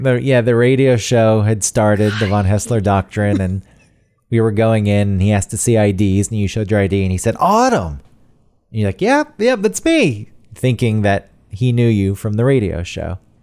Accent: Georgia, United States; now in New York, United States; as a kid growing up in Georgia where there's already a lot more bugs because it's so humid and hot

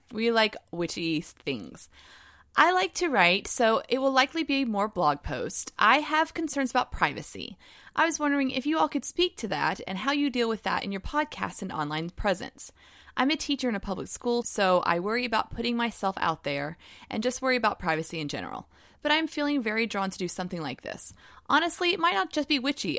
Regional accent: the South, United States; accent: Southern; my Southern accent's coming out

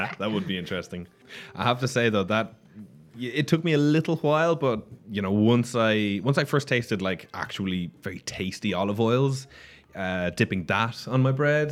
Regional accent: Ireland; now in Barcelona, Spain; I come from Ireland

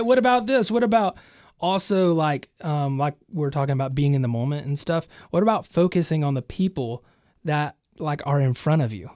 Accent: Alabama, United States; also born or lived in Nashville; In my hometown.

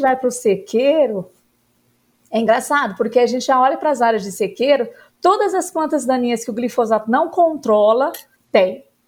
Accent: Uberlândia, Minas Gerais, Brazil; moved away as an adult; also born or lived in Lavras / Jaboticabal; now in Brasília, Brazil; Eu comecei a minha atividade, a minha vida no Cerrado, que é Uberlândia, que é a região do Triângulo Mineiro, Cerrado

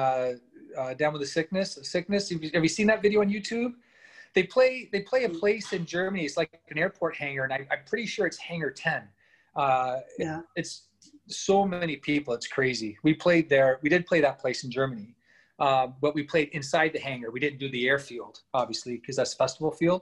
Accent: Canada; also born or lived in London, England; And then we moved here when I was young

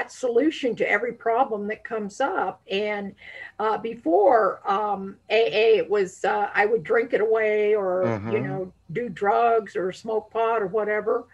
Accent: Colorado, United States; also born or lived in La Veta Pass, Colorado / Denver, Colorado; I was born, I'm a native of Colorado, and I was born in on La Vida Pass.

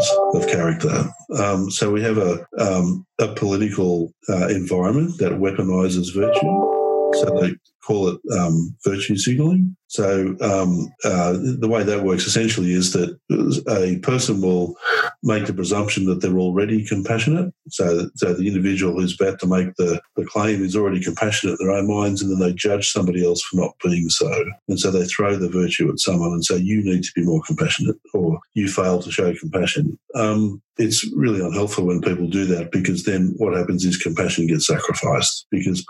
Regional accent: Australia; As an Australian

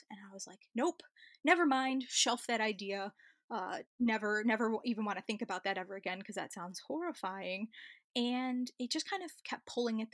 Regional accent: Chicago, Illinois, United States; moved away as an adult; also born or lived in New South Wales Central Coast, Australia; now in New South Wales, Australia; I'm originally from Chicago and I moved to Australia about 10 years ago

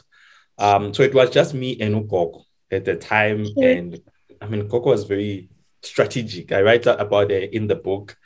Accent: Winterveld, South Africa; And so I grew up in Winterfeld.

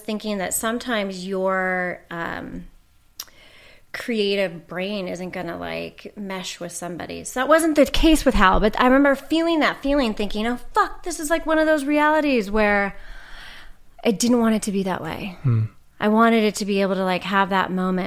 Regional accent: Orange County, California, United States; I grew up in Orange County, which that's a whole other reality.

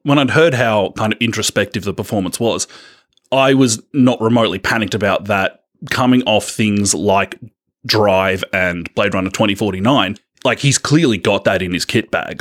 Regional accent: Australia

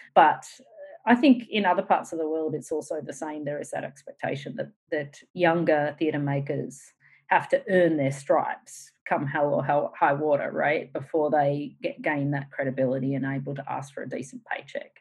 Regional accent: Australia; moved away; also born or lived in United States; as an Australian

